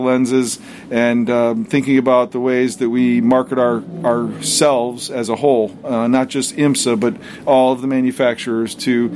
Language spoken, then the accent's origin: English; Glen Ellyn, Illinois, United States; I grew up in the Glen Ellyn Wheaton area.